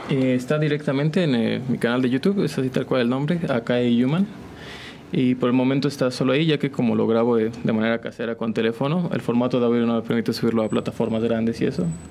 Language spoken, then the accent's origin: Spanish; San Juan del Río, Querétaro, Mexico; yo soy originario de aquí, de San Juan del Río, de San Juan del Río Querétaro.